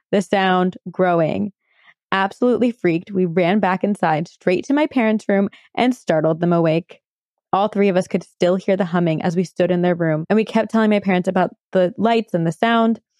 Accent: British Columbia, Canada; I'm from British Columbia, Canada. My story takes place in the small town I grew up in on Vancouver Island around 18 years ago when I was 12 years old.

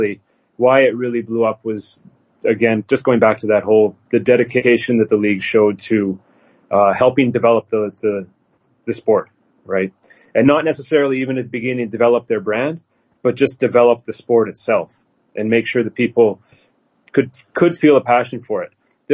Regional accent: Canada; moved away as an adult; also born or lived in Beijing, China / Shanghai, China; now in China; I'm a Canadian growing up in Canada

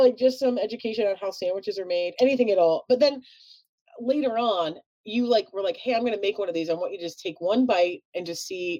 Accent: Chicago, Illinois, United States; accent: Chicago

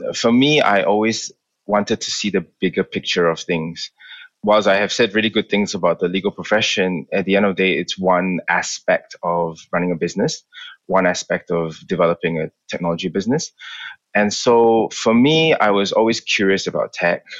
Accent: Malaysia; moved away as an adult; also born or lived in London, United Kingdom; I grew up in Malaysia. I was there for 18 years of my life before I moved to the UK.

